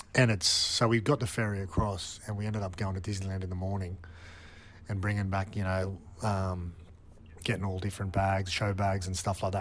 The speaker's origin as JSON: {"language": "English", "country": "Australia", "tie": "born or raised there", "said": "growing up in Australia"}